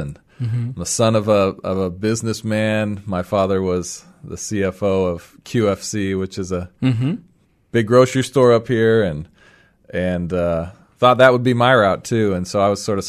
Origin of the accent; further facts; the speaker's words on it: Seattle, Washington, United States; Yeah, well, I grew up in the Seattle area and went to University of Washington. And left for 7 years before coming back to start Sideris Church 7 years ago, actually.